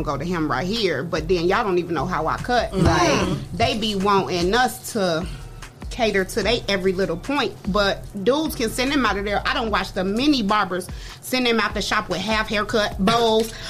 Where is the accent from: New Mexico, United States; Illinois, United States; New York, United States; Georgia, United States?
Illinois, United States; Chicago; moved away; I'm from Chicago